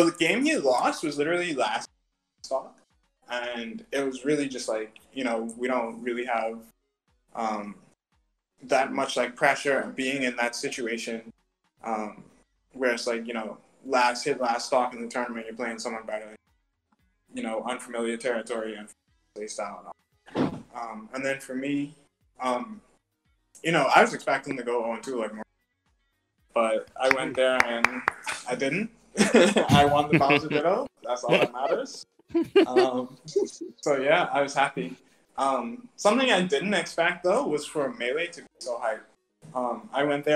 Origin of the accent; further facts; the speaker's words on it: Bahamas; as Bahamians